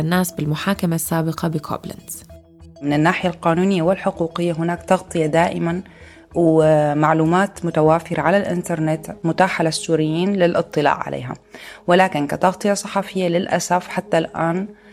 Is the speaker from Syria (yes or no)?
yes; Syria; نحن كسوريين حاليا